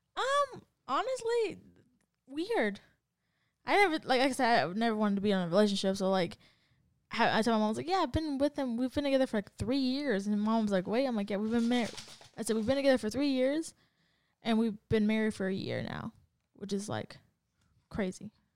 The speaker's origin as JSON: {"language": "English", "town": "San Diego", "region": "California", "country": "United States", "said": "I'm from San Diego"}